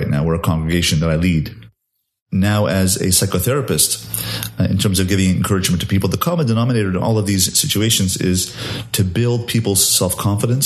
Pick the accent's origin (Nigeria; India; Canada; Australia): Canada; Montreal, Quebec; also born or lived in London; now in Baltimore, United States; I grew up in Montreal, Canada, speaking French.